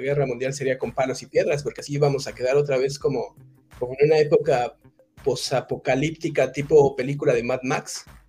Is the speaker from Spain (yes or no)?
no; Mexico